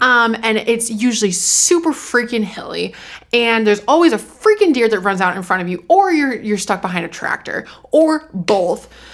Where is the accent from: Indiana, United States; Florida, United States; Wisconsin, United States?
Wisconsin, United States; Fort Atkinson; I grew up in Fort Atkinson